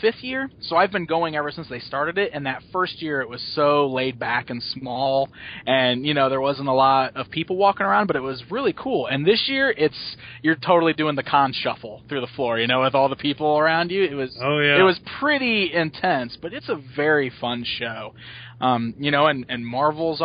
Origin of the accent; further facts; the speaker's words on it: Springfield, Illinois, United States; right here in Springfield in my hometown